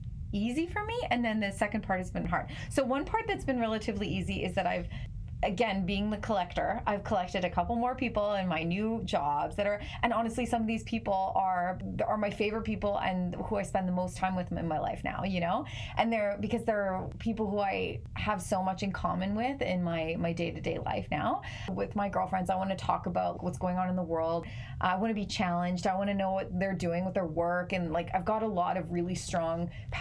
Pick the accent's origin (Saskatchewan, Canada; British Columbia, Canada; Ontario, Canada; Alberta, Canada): Alberta, Canada; Calgary; also born or lived in Australia; now in Toronto, Canada; I'm from Calgary originally. I live in Toronto now.